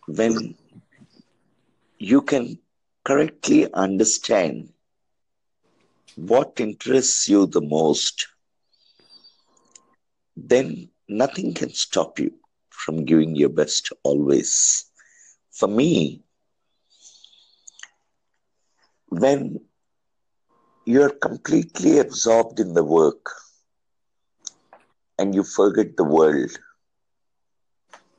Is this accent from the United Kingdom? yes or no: no; India; from India.